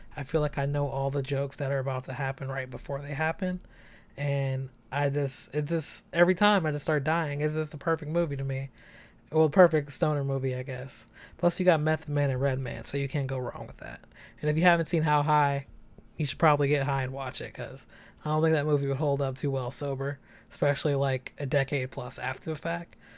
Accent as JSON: {"language": "English", "town": "San Francisco", "region": "California", "country": "United States", "tie": "born or raised there", "also_born_or_lived": "Chicago", "said": "I'm 27, born and raised in San Francisco"}